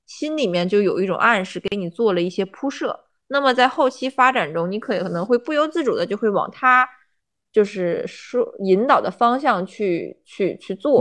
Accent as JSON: {"language": "Chinese", "country": "China", "said": "我们中国人"}